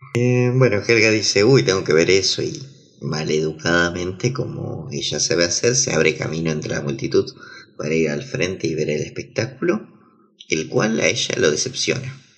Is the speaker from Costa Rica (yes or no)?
no; Argentina; somos los argentinos